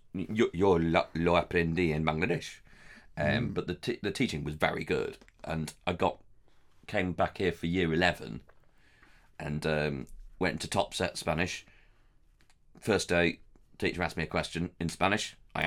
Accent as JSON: {"language": "English", "town": "Leeds", "region": "Yorkshire and the Humber", "country": "United Kingdom", "said": "I'm from Leeds, and both my parents are the first generation to go to university with their families."}